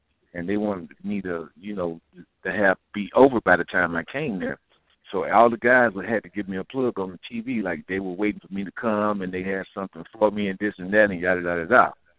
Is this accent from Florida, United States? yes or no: yes; Florida, United States; I'm from Florida